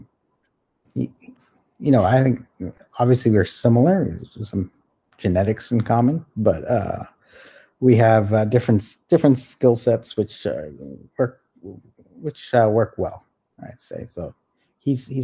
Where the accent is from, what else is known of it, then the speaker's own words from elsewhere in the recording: Toronto, Ontario, Canada; also born or lived in Calcutta, India; I grew up mostly in Toronto. So I was born here.